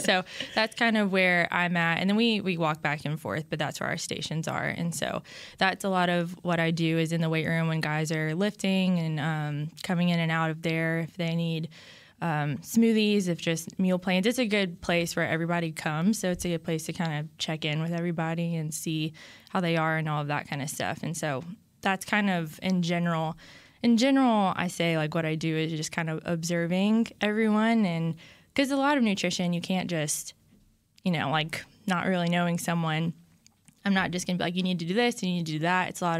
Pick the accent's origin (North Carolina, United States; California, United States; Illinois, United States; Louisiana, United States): Louisiana, United States; Baton Rouge; But then I'm from Baton Rouge, Louisiana, and I went to LSU.